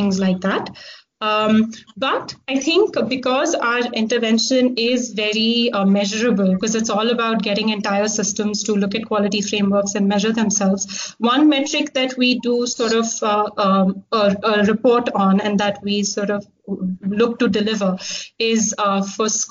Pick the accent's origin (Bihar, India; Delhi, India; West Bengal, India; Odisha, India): Delhi, India; moved away as an adult; also born or lived in Hong Kong; So I actually grew up in Delhi. I did my undergrad in Hong Kong and I spent a lot of time in Hong Kong growing up because my dad was there.